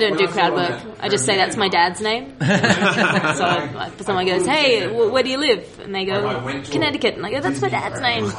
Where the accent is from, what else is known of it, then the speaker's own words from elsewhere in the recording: Australia; I am from Australia.